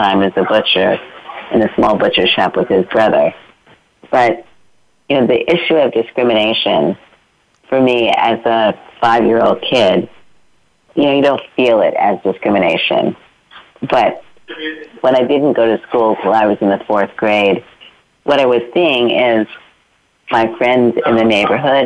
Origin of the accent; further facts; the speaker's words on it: New York City, New York, United States; I grew up in Brooklyn, New York